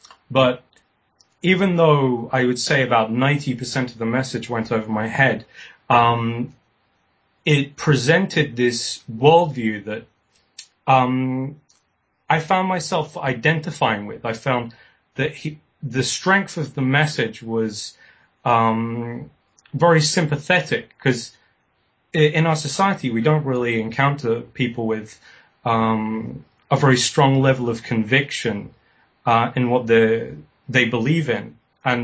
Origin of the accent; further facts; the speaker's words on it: South East England, United Kingdom; born there; also born or lived in Spain; I was born in West Sussex, which is on the south coast of England. My father was a Catalonian folk singer, and I spent the first few years of my life in Spain, and it's left me with a slight accent.